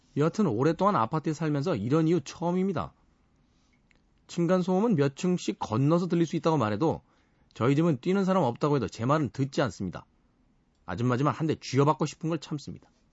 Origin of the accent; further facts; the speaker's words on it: South Korea; 우린 대한민국이라는 나라에서 태어나서 살아가면서